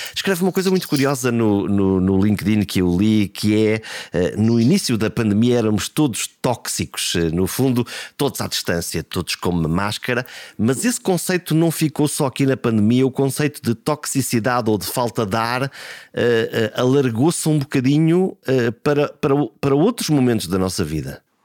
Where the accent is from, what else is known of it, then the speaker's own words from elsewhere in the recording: Portugal; aquilo que nós somos como portugueses